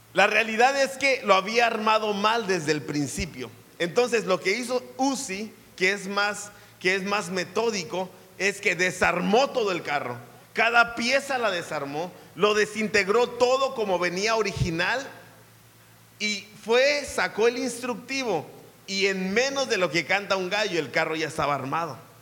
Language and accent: Spanish; Mexico; como buen mexicano